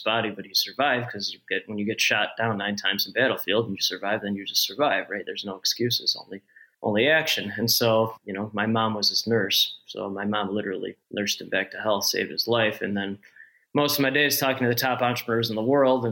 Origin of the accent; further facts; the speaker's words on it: Northbrook, Illinois, United States; I'm in Northbrook now, and I grew up in Northbrook, 2 miles north of where I live